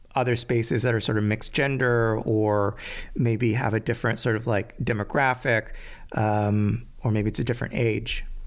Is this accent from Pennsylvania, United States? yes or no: no; Maryland, United States; I grew up in Maryland.